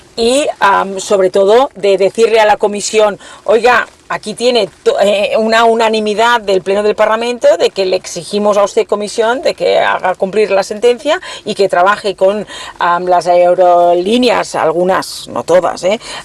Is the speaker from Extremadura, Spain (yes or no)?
no; Catalonia, Spain; como catalana